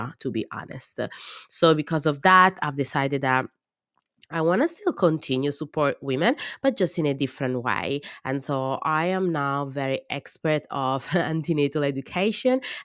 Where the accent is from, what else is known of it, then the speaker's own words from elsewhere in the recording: Italy; English is a second language; moved away as an adult; now in Australia; I was born in Italy and I grew in Italy and I study in Italy.